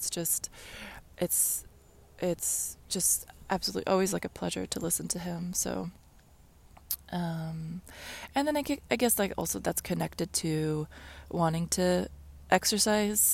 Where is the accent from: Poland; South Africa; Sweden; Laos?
Sweden; moved away; the childhood house in Sweden